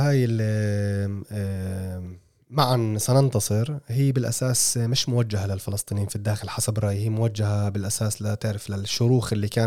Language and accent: Arabic; Palestine; فانت فانت يعني كفلسطيني اول شيء بتقول انه هاي اشاره واضحه انه انا مش معكم